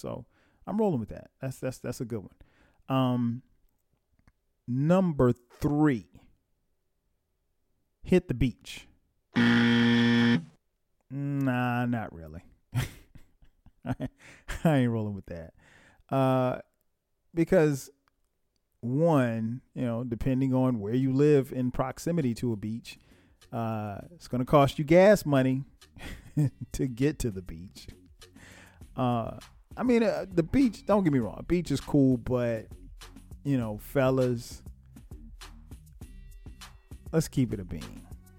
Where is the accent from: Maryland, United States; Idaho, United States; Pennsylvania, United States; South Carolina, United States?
South Carolina, United States; Florence; now in Atlanta, United States; I started thinking about my old neighborhood and where I grew up in Florence, South Carolina, my old stomping grounds.